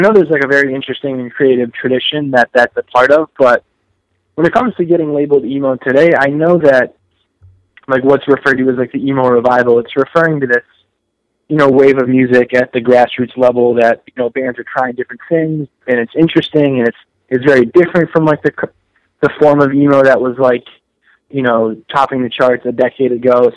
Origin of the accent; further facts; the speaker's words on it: Western Massachusetts, United States; moved away; I actually grew up and as did Phil and Justin, we grew up in Western Massachusetts